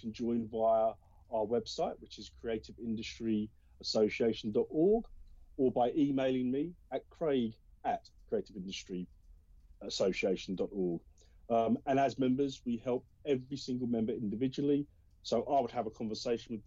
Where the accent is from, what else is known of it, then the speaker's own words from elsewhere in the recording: Colchester, East of England, United Kingdom; I am from Colchester, Essex